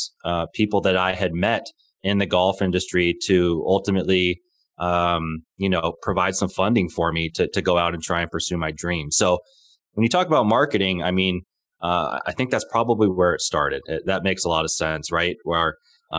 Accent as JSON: {"language": "English", "region": "Southern California", "country": "United States", "tie": "born or raised there", "said": "I was born and raised in Southern California"}